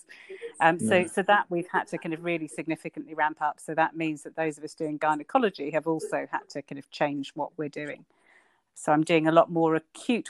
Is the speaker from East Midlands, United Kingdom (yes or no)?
yes; Northampton, East Midlands, United Kingdom; moved away as an adult; also born or lived in London; now in Ilkley, United Kingdom; I grew up in Northampton